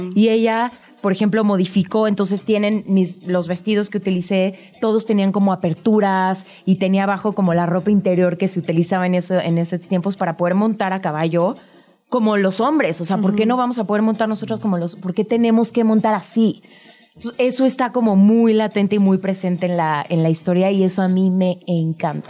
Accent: Mexico; los que somos de México

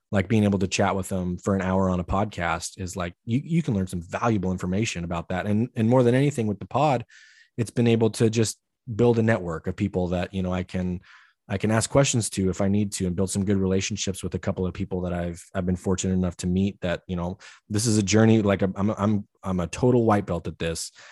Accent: Idaho, United States; growing up in Idaho, everybody hunts

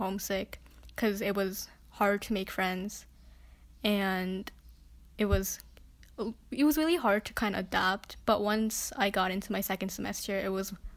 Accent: New York, United States; I'm from the city, I'm from New York

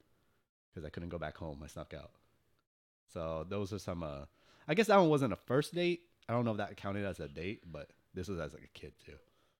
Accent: California, United States; That's how it feels being a Californian.

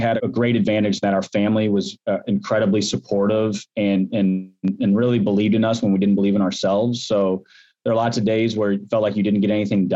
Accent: Midwest, United States; also born or lived in St. Louis, Missouri; we grew up in the Midwest, we're in St. Louis

